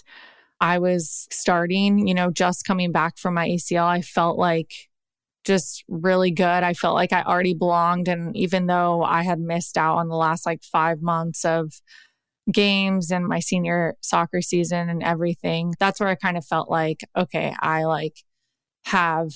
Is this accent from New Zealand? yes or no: no; Southern California, United States; what I was used to growing up in Southern California